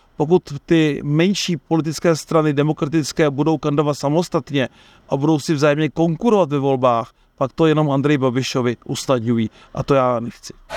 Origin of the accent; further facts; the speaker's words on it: Czechia; my jsme Češi